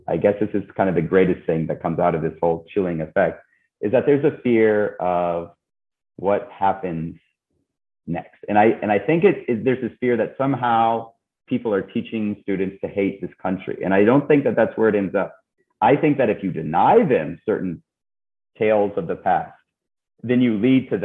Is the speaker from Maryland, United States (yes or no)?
no; Missouri, United States; also born or lived in Iowa; now in Texas, United States; I'm originally from Missouri, went to school up in Iowa, and traveled abroad, and now I'm in Texas